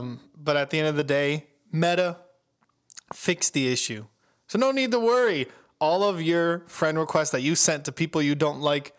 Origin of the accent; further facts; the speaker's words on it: Florida, United States; I am from Florida